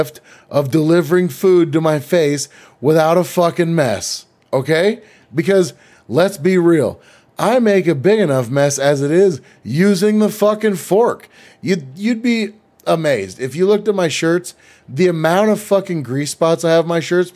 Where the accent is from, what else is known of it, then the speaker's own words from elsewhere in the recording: United States; I'm American.